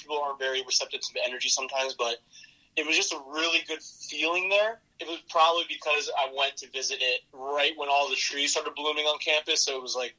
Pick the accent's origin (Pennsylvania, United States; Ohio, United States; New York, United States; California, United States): Pennsylvania, United States; Dallas; Dude, Dallas, Pennsylvania. So funny historical fact. Supposedly from, you know, what I've read in my town's history, Dallas, Pennsylvania was established technically before Dallas, Texas.